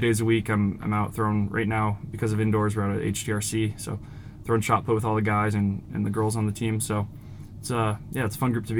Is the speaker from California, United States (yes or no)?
no; Iowa City, Iowa, United States; I grew up in Iowa City, so I've been going to like high school track meets